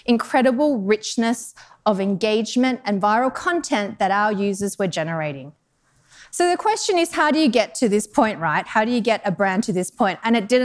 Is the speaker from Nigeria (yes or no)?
no; Australia; moved away as an adult; also born or lived in Denmark / Netherlands / United Kingdom; now in Chicago, United States; I'm actually from Australia originally